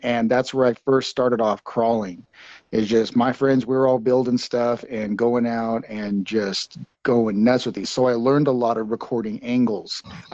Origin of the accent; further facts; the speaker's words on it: Farmington, New Mexico, United States; also born or lived in Sacramento / Las Vegas; in farmington in, in my hometown